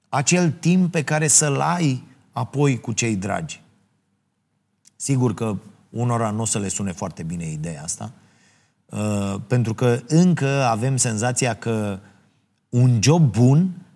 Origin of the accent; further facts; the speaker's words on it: Ploiești, Prahova, Romania; în orașul meu natal, uh, uh, Ploiești